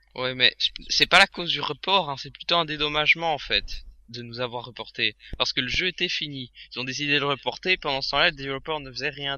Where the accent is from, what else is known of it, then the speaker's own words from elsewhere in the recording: Belgium; chez nous en Belgique